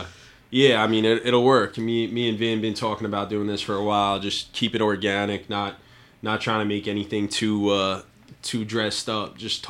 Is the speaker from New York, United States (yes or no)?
yes; Westchester County, New York, United States; I grew up in Westchester County, New York.